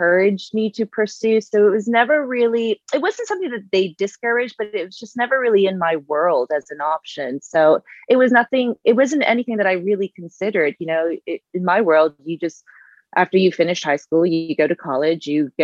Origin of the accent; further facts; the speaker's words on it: Long Beach, New York, United States; also born or lived in South Korea / Dominican Republic; predominantly grew up on Long Island in New York